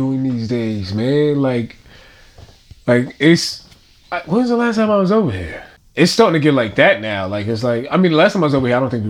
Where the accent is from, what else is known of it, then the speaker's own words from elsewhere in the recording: New York City, New York, United States; accent: Brooklyn; I'm from Brownsville. I'm from Brownsville, Brooklyn, USA.